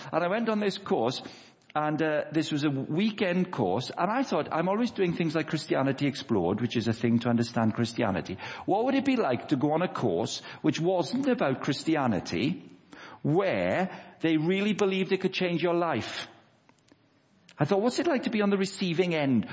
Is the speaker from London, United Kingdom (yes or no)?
no; Wales, United Kingdom; moved away; I'm 38 years of age, Wendy. Um, I grew up in Wales